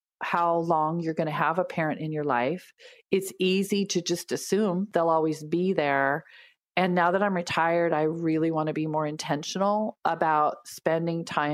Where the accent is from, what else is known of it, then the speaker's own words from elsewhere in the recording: Pacific Northwest, United States; we come from the Pacific Northwest where everything's lush and green